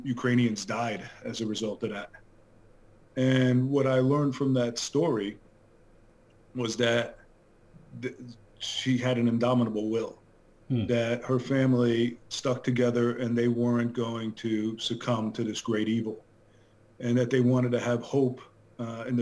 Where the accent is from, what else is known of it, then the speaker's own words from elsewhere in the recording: Long Island, New York, United States; moved away as an adult; also born or lived in Bronx, New York City; now in Weston, Connecticut, United States; I grew up on Long Island, New York, which is not too far away